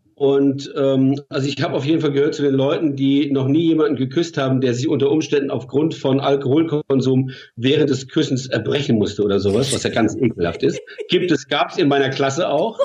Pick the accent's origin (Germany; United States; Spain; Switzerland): Germany; Mannheim, Baden-Württemberg; Wir sind beide aus Mannheim